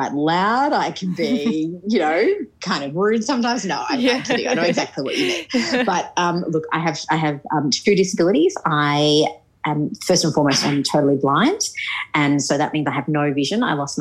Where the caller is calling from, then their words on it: Sydney, New South Wales, Australia; I am actually calling from Sydney.